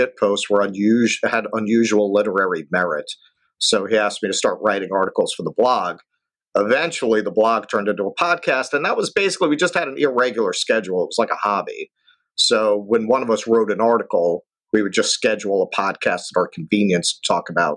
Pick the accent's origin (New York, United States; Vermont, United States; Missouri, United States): New York, United States; New York City; I grew up in Flushing.